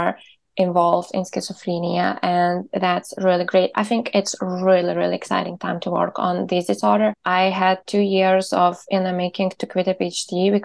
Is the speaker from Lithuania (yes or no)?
yes; Lithuania; moved away as an adult; also born or lived in Berlin, Germany; now in Copenhagen, Denmark; I am from Lithuania and I graduated genetics bachelor's from Vilnius University